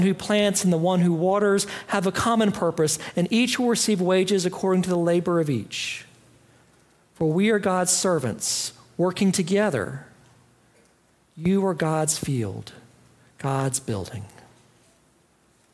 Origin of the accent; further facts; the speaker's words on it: Greenville, United States; I grew up in Greenville, and my family attended Fourth Presbyterian Church in Greenville at the edge of downtown since before I was born